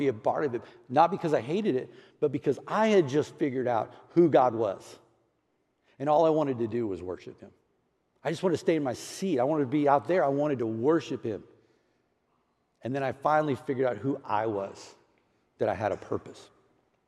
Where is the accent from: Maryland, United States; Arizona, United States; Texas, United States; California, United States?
Texas, United States; Houston; moved away; I grew up in Houston, Texas, a little area called Clear Lake City